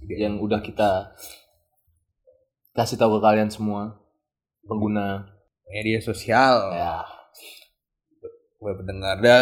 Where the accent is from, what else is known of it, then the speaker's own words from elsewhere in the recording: Java, Indonesia; nah ini cu sering tuh apalagi kalau ini cu pas lagi kalau di Jawa kita kan Jawa ya